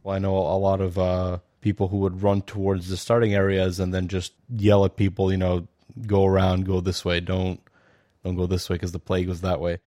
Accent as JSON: {"language": "English", "country": "Bosnia & Herzegovina", "moved": "yes", "lives_now": "New York, United States", "said": "I'm from New York, originally from Bosnia"}